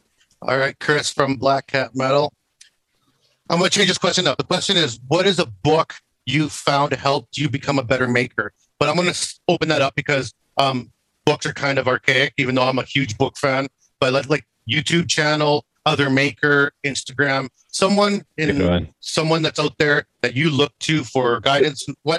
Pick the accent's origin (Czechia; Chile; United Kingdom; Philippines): Chile; So I'm Chilean, right? I was born in South America.